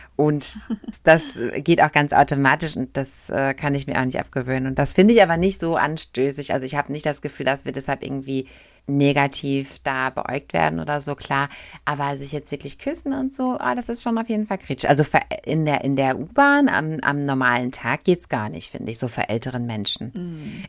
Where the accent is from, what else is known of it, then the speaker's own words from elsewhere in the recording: Germany; als Deutscher